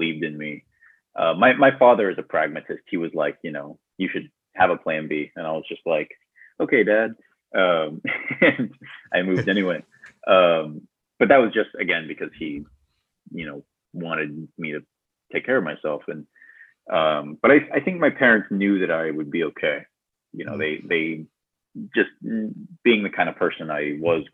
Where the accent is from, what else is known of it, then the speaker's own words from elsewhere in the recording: Tumwater, Washington, United States; moved away as an adult; now in Los Angeles, United States; I'm originally from Washington State. I grew up in a town called Tumwater.